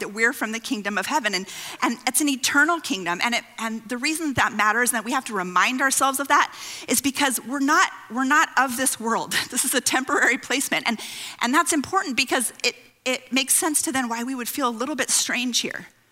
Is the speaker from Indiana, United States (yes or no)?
no; California, United States; I grew up on the West Coast in California